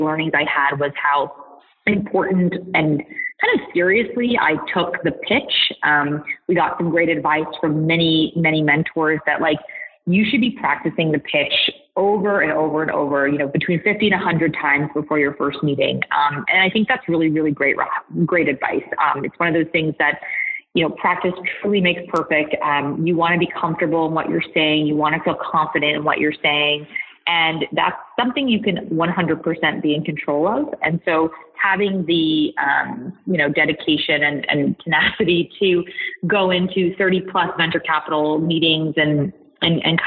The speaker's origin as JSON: {"language": "English", "area": "a town outside of Boston", "region": "Massachusetts", "country": "United States", "tie": "born or raised there", "said": "I grew up in a town outside of Boston."}